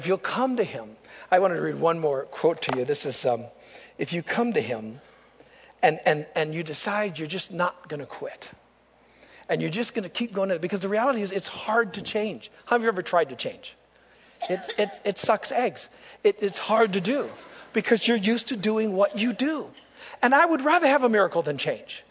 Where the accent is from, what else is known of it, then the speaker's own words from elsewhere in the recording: United States; I'm an American.